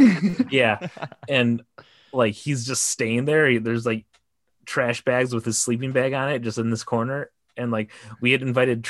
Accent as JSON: {"language": "English", "town": "Livonia", "region": "Michigan", "country": "United States", "tie": "born or raised there", "also_born_or_lived": "Detroit, Michigan", "moved": "as an adult", "lives_now": "Los Angeles, United States", "said": "I was living in Michigan. But they filmed it in Plymouth, Michigan, and I grew up in Livonia, which is the next town over."}